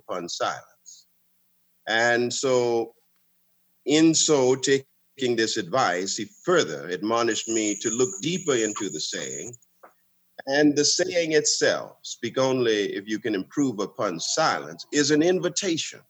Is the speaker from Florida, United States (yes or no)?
yes; West Palm Beach, Florida, United States; I was born and raised in West Palm Beach